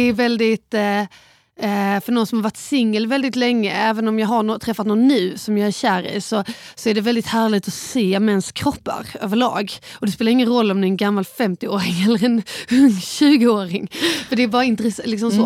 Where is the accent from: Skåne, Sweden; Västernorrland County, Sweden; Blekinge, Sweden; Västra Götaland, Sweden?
Skåne, Sweden; Båstad; jag växte upp på Bjärehalvön i Båstad.